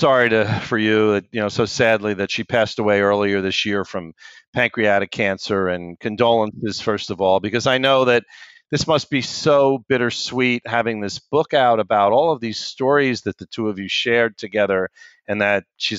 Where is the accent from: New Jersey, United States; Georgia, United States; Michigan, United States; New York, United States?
New Jersey, United States; Springfield; where I grew up in Springfield, New Jersey.